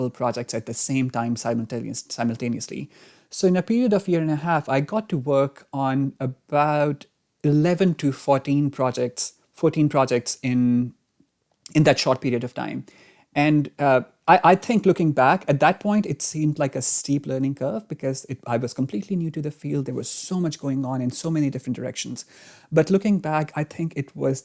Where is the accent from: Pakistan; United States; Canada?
Pakistan; moved away; I was born in Pakistan